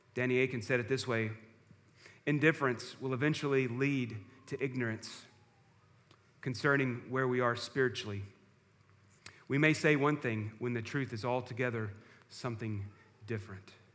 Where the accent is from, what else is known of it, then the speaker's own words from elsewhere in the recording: George West, Texas, United States; growing up in First Baptist Church at George West